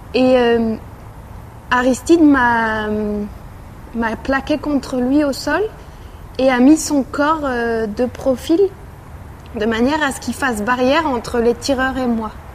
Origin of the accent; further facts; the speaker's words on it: Massy, Île-de-France, France; j'ai grandi à Massy, en banlieue parisienne.